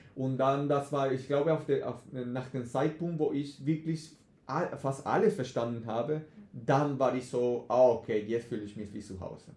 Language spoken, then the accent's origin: German; Venezuela; first language Spanish; German is a second language; moved away; ich komme, wie du gesagt hast, aus Venezuela, mhm. so Spanisch ist meine Muttersprache